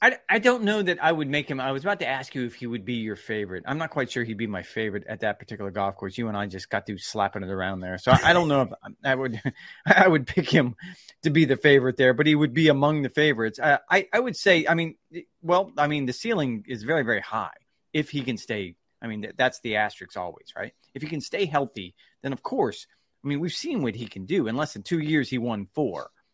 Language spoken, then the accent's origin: English; Titusville, Florida, United States; moved away; I'm, I'm from a little tiny town in Florida called Titusville, Florida. And I loved growing up in Titusville, Florida